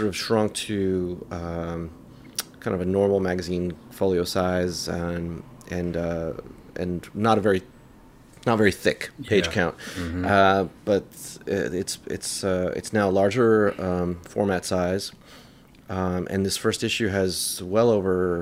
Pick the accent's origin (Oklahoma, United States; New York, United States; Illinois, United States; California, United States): New York, United States; New York City; also born or lived in London / Manhattan; raised in Queens, in Jackson Heights